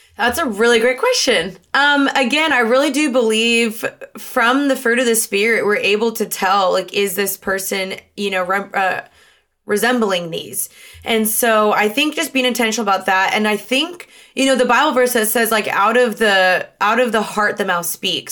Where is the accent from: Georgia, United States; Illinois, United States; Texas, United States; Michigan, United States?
Texas, United States; Dallas; also born or lived in Los Angeles, United States; I'm from Dallas